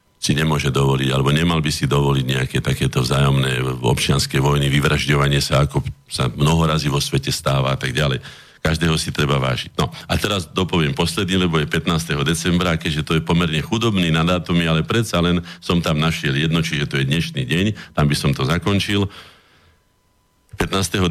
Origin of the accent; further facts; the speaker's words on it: Slovakia; also born or lived in Bratislava (Štrkovec); sme my Slováci